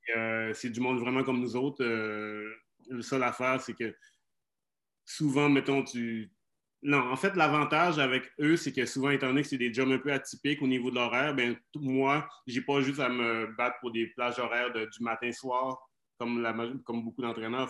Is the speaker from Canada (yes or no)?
yes; Saguenay, Quebec, Canada; also born or lived in Jonquière / Chicoutimi; now in Montreal, Canada; je, suis adopté par des Québécois, donc j'ai grandi au Saguenay